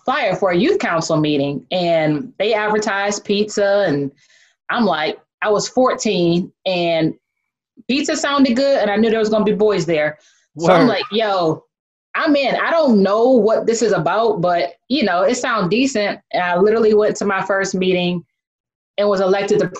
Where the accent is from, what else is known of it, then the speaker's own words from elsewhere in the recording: Bedford Heights, Ohio, United States; I'm from Cleveland, Ohio, and specifically a little town called Bedford Heights, right outside of Cleveland